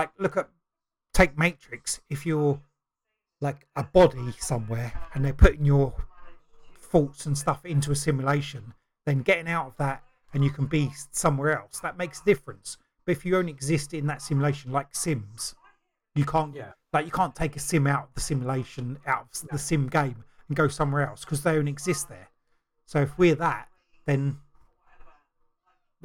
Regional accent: United Kingdom; I'm British

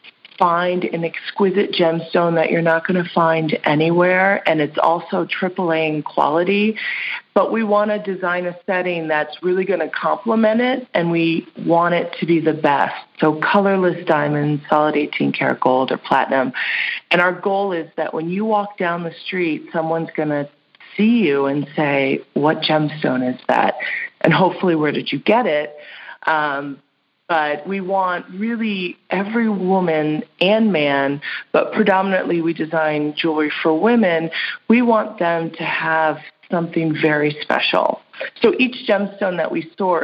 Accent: Hudson Valley, New York, United States; moved away as an adult; also born or lived in New England / Manhattan, New York; now in San Francisco, United States; I grew up in the Hudson Valley region of New York

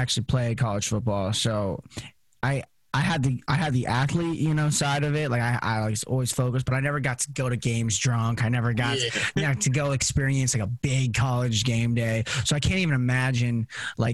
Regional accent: Henderson, Nevada, United States; also born or lived in Portland; I was born and raised in Henderson.

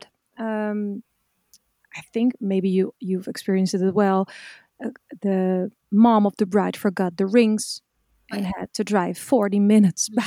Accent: Zeeland, Netherlands; We come from Zeeland, so there's a lot of beaches here around.

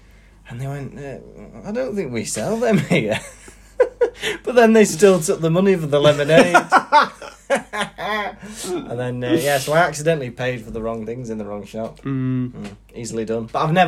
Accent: Wales, United Kingdom; accent: Manchester; now in Manchester, United Kingdom; Yeah, even when I moved to Manchester, I never had a Welsh accent. But then, but living here, my Manchester accent has got more Manc.

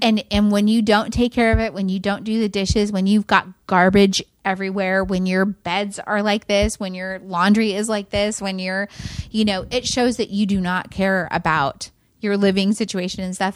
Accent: near Cuyama, California, United States; now in Fort Worth, United States; Kuyama is right by where we grew up

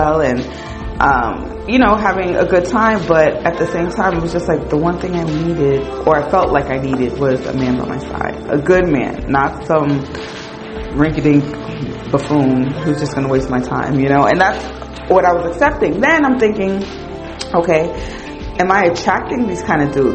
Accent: the North, United States; I was from up north

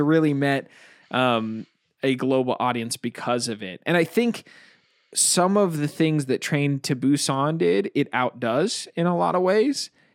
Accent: United States; I'm extremely American.

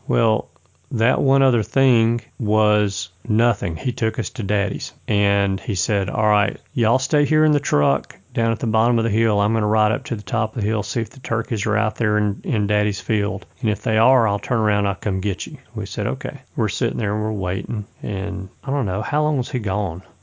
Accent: Alabama, United States; I'm from Alabama

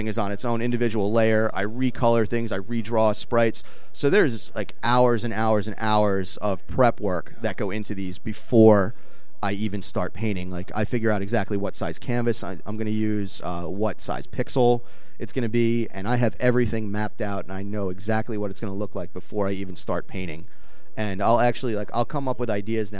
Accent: New York City, New York, United States; I grew up in Brooklyn

